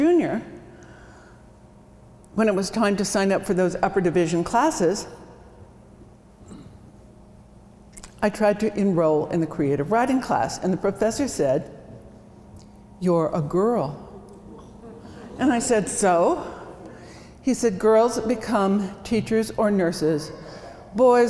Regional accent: Bisbee, Arizona, United States; moved away as an adult; also born or lived in Watertown, South Dakota / Phoenix, Arizona; now in Seattle, United States; I grew up in Bisbee, Arizona

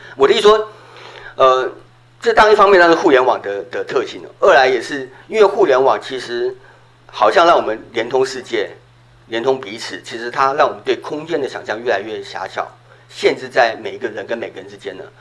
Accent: Taiwan; 我在小时候在台湾，我们春节是会大家一起看那个春节除夕节目的

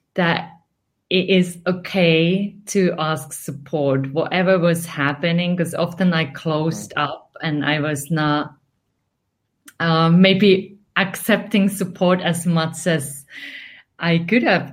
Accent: Finland; English is a second language; moved away; I'm originally from Finland.

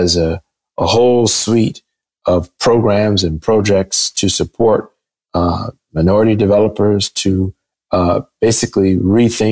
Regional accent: Michigan, United States; in my home state in Michigan

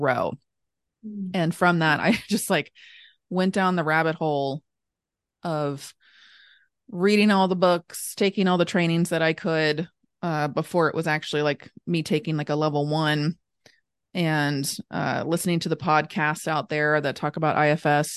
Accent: Northern Kentucky, United States; also born or lived in Lexington, Kentucky; I was born and raised in Northern Kentucky. Born and raised in Northern Kentucky. I live here now

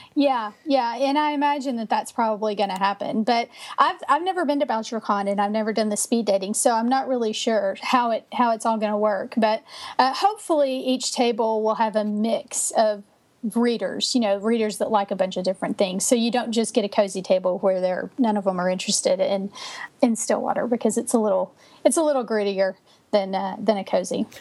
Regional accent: Texas, United States; also born or lived in Minnesota; I'm from Texas. I've lived here my entire life except for two years when we uh, lived in Minnesota

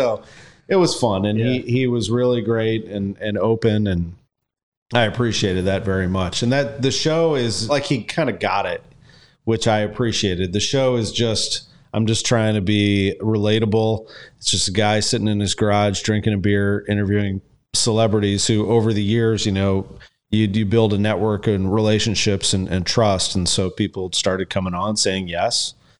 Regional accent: Creve Coeur, Missouri, United States; I'm a St. Louis kid. I grew up in Creve Coeur, basically like right by Mercy Hospital.

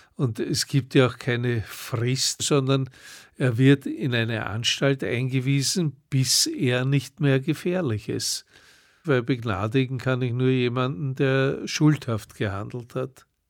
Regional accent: Vienna, Austria; ich komme aus Wien

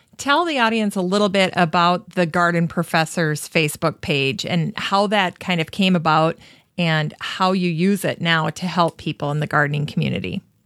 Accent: Minnesota, United States; we're from Minnesota

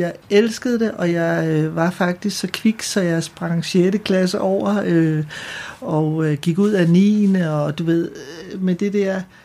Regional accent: Ølstykke, Capital Region of Denmark, Denmark; also born or lived in Frederiksberg / Søborg; Jeg er født på Frederiksberg, og så flytter vi til Ølstykke, da jeg er 6 år

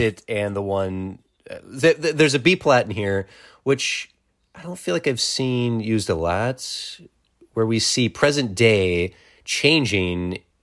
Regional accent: Wisconsin, United States; we grew up in Wisconsin

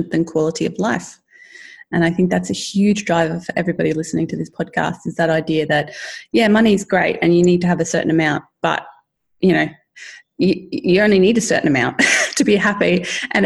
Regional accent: Australia; as Australian

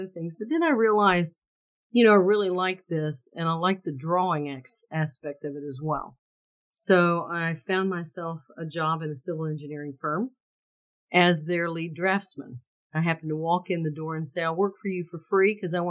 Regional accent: Valdosta, Georgia, United States; I grew up in Valdosta, Georgia, with a father that was a math

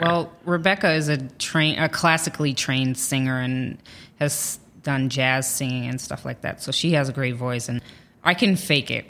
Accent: Dayton, Ohio, United States; moved away as an adult; also born or lived in Illinois / Virginia; now in New York, United States; we moved to Ohio, and I lived there the longest. Like, I grew up in the same home

